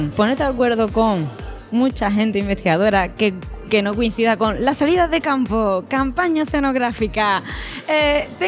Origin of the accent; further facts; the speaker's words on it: Seville, Andalusia, Spain; Estoy en Sevilla, que yo creo que yo soy de Sevilla